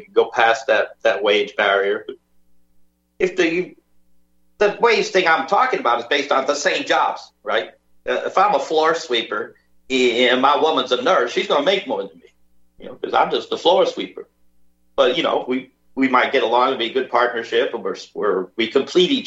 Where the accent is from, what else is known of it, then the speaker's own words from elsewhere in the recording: United States; moved away as an adult; now in Liverpool, United Kingdom; I'm American, by the way. I am American. I lived my first 40 years of my life in the United States